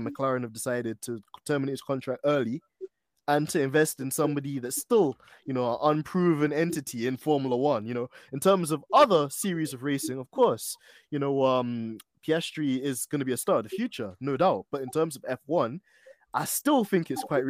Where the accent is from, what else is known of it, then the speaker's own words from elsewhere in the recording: London, United Kingdom; So I might not even be the regular guy from North London.